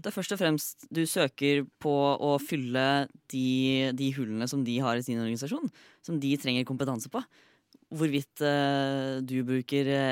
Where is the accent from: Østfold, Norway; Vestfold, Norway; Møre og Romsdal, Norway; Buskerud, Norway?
Østfold, Norway; Fredrikstad; now in Oslo, Norway; Fremdeles fra Fredrikstad. Bor fremdeles i Oslo.